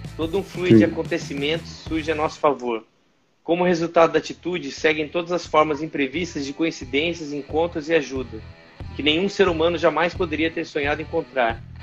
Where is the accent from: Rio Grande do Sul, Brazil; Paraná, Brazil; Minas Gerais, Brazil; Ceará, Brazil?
Paraná, Brazil; Londrina; moved away as an adult; also born or lived in Rio de Janeiro; eu nasci em Londrina, no Paraná